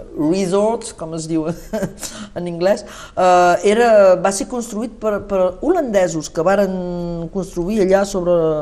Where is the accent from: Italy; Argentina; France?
France; Saint-Nazaire, Occitania; also born or lived in Olot, Spain / Paris, France; jo he crescut tant a Sant Nazari com a Olot